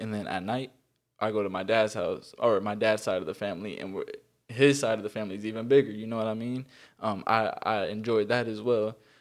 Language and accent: English; Carson, California, United States; also born or lived in Harbor City, California; I am from Carson. I'm from Carson, California. Um, I was born, I was born in Harbor City.